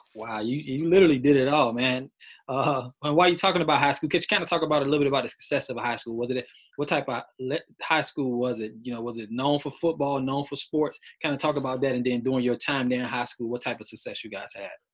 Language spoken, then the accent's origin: English; Miami, Florida, United States; I'm from South Florida, Miami